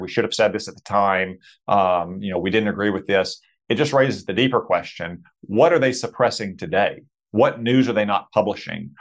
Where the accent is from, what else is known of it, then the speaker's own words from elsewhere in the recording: Arkansas, United States; my home state